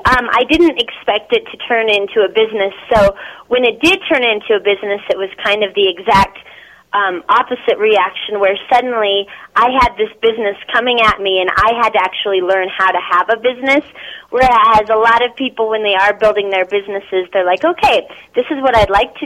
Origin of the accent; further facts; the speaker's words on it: Philippines; born there; And me, I was adopted. I was born in the Philippines, and so I kind of play off of that being adopted.